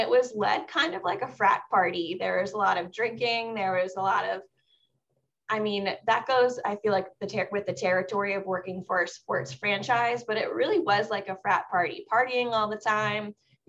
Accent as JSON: {"language": "English", "region": "Southern Maryland", "country": "United States", "tie": "born or raised there", "said": "I grew up in the area. I grew up in Southern Maryland"}